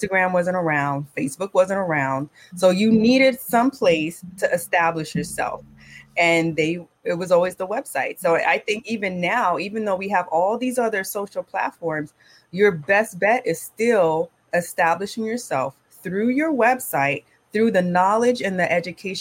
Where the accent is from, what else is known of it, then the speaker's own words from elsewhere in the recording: Miami, Florida, United States; now in Brooklyn, United States; Born and raised in Miami to Caribbean parents